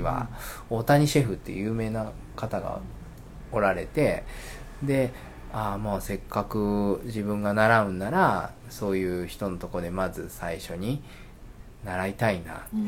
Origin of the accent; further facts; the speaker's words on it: Asakuchi, Okayama, Japan; 生まれも育ちも、あのー、浅口